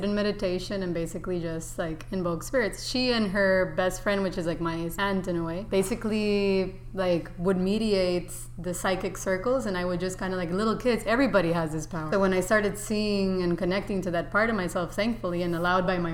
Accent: Costa Rica; moved away as an adult; also born or lived in San Francisco, California; now in New York, United States; I was raised in Costa Rica, very classic and somewhat the suburbs

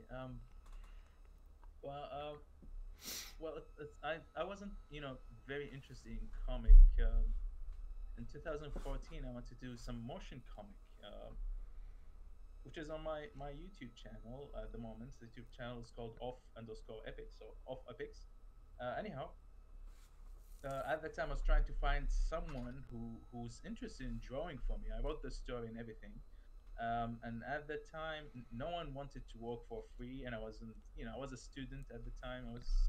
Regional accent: Nasiriyah, Dhi Qar, Iraq; also born or lived in Kuwait; I'm actually originally from Iraq. From the city of Nasiriyah, where the story, the oldest story found in human history, the Epic of Gilgamesh, actually took place.

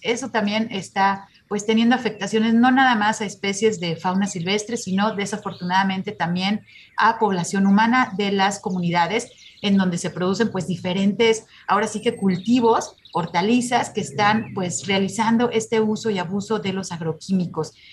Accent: Jalisco, Mexico; como jaliscienses y como mexicanos

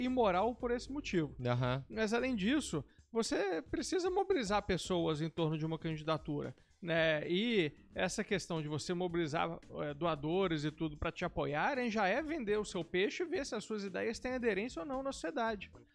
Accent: Belo Horizonte, Minas Gerais, Brazil; moved away; also born or lived in Curitiba / São Paulo; eu sou de Belo Horizonte, mas acabei saindo de casa pra fazer intercâmbio, depois fui fazer faculdade em Curitiba, trabalhar em São Paulo

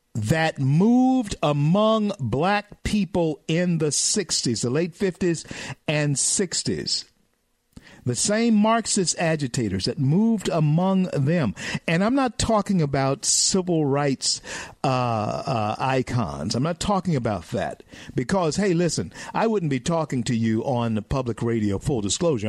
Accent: the South, United States; I'm a Southerner, okay, and I educate my, my people in the South

